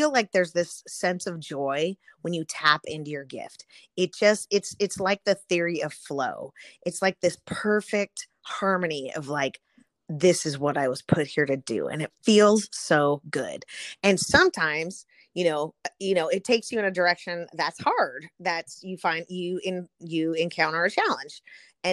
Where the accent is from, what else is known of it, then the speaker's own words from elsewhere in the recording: Southern California, United States; So I grew up in Southern California